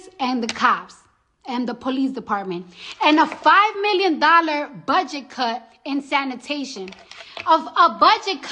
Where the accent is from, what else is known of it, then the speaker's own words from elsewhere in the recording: New York City, New York, United States; I'm from the Bronx